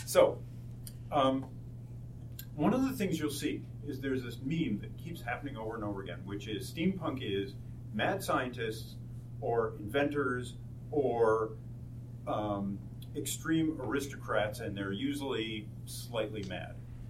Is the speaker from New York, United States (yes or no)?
no; San Diego, California, United States; now in Tucson, United States; We're from San Diego